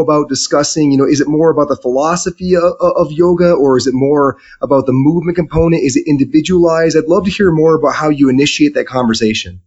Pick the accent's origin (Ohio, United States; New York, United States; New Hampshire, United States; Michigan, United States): Michigan, United States; I'm from Michigan